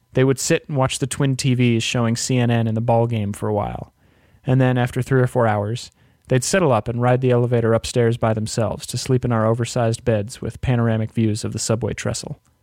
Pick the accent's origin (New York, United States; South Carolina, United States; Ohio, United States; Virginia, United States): Virginia, United States; Alexandria; moved away as an adult; my hometown of Alexandria, Virginia